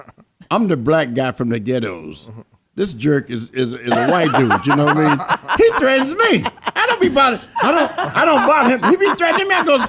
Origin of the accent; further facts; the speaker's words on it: Mississippi, United States; also born or lived in Phoenix; now in Chicago, United States; I grew up in Mississippi